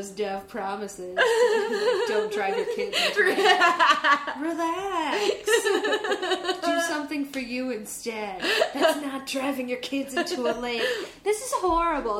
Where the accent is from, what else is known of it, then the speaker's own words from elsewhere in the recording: East Coast, United States; moved away; I grew up on the East Coast.